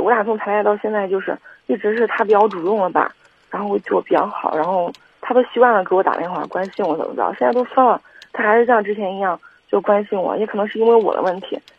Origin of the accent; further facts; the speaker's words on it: Kaifeng, Henan, China; 我是，我是开封人